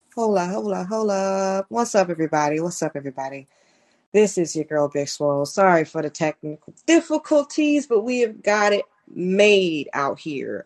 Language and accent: English; Clearwater, Florida, United States; growing up, I'm from Clearwater, Florida.